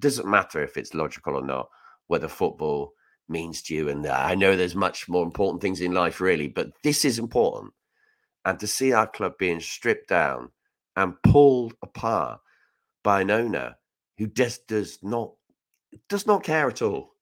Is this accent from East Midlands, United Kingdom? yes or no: no; Reading, South East England, United Kingdom; I'm from Reading. I'm proud to be from there.